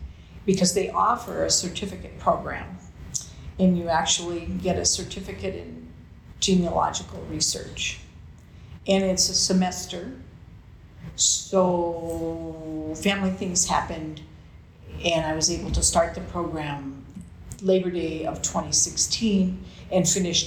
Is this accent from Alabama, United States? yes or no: no; Anoka, Minnesota, United States; I grew up in Anoka. I went to school in Anoka